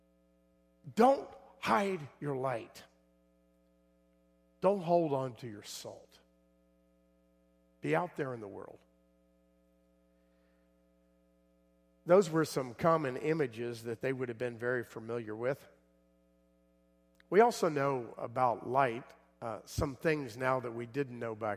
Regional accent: South Florida, United States; I grew up in South Florida

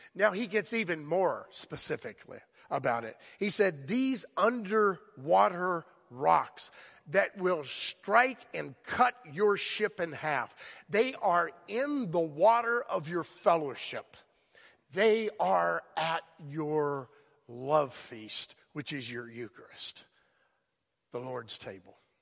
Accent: South Florida, United States; moved away; I grew up there.

